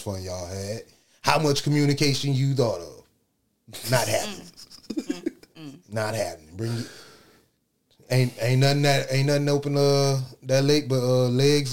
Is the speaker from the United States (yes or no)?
yes; Miami, Florida, United States; now in Jacksonville, United States; I'm from Miami